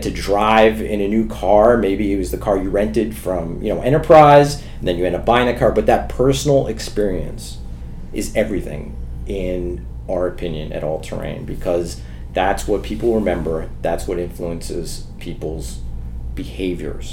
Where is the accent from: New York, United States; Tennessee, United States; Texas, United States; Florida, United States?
New York, United States; New York City; I grew up in New York City in the 80s and 90s